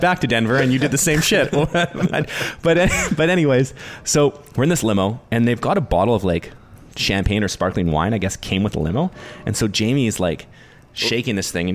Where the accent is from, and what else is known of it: New Westminster, British Columbia, Canada